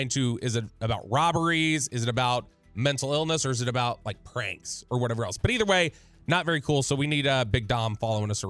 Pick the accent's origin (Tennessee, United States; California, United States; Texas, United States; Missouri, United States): Texas, United States; Farmers Branch; my hometown of Farmers Branch, Texas.